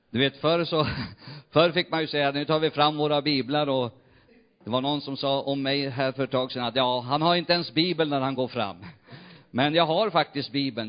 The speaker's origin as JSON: {"language": "Swedish", "area": "near Umeå", "region": "Västerbotten County", "country": "Sweden", "tie": "born or raised there", "also_born_or_lived": "Jämtland", "moved": "yes", "said": "Umeå, nästan mina hemtrakter"}